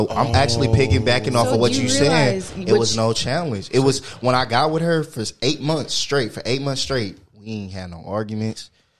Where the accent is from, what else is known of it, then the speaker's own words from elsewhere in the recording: the Bay Area, California, United States; Hey, look, I'm from the Bay.